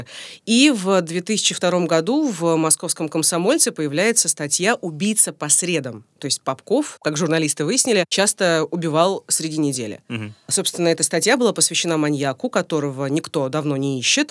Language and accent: Russian; Rostov-on-Don, Rostov Oblast, Russia; now in Moscow, Russia; сама я, между прочим, из Ростова-на-Дону.